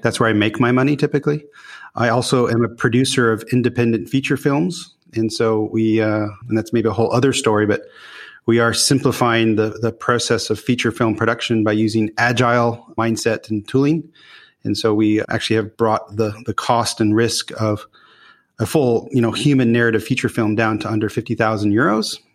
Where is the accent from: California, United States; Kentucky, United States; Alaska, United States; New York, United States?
California, United States; Newport Beach; moved away as an adult; also born or lived in Los Angeles / Utah; now in Netherlands; I grew up really on the West Coast, so formidable years in Newport Beach in Orange County.